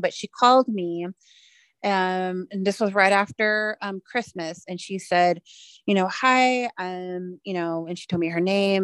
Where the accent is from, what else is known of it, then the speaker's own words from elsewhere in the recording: Wind River Reservation, Wyoming, United States; also born or lived in Standing Rock Sioux (Hunkpapa Lakota affiliation); my tribal affiliations are the Northern Arapaho tribe here at the Wind River Reservation.